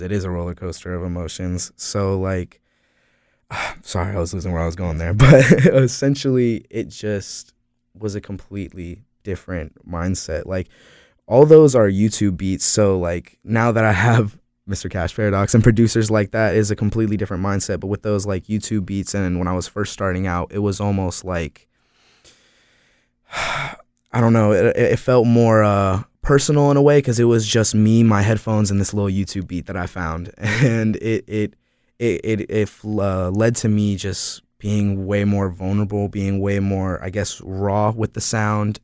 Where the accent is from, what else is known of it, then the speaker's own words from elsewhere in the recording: Florida, United States; also born or lived in Asheville, North Carolina; now in Greensboro, United States; I consider myself a North Carolina artist, even though I'm from Florida